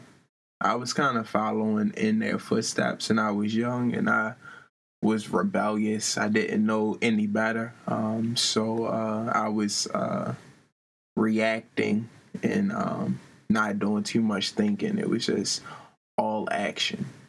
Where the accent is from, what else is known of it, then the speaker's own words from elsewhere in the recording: Baltimore, Maryland, United States; I grew up in Baltimore, Maryland, on the west side of town.